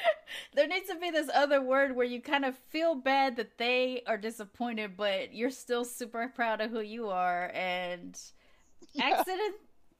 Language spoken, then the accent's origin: English; Long Beach, California, United States; When I was growing up in Long Beach, there's a lot of Mexican kids, a lot of black kids and stuff